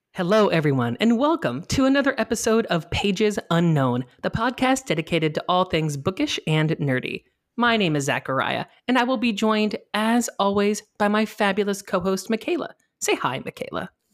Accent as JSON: {"language": "English", "region": "Indiana", "country": "United States", "said": "I'm from Indiana"}